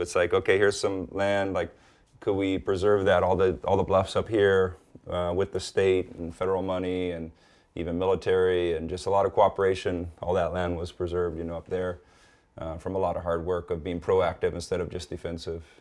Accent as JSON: {"language": "English", "area": "North Shore, Oahu", "region": "Hawaii", "country": "United States", "tie": "born or raised there", "said": "born and raised, it was an amazing place to be"}